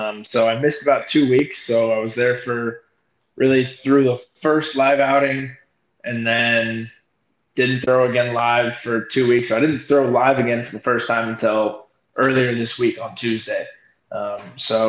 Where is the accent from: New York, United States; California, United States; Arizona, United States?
Arizona, United States; I'm from Arizona